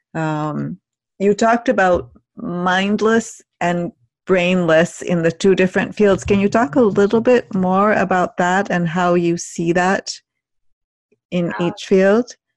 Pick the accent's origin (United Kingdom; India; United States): India; moved away; growing up in India and spending time there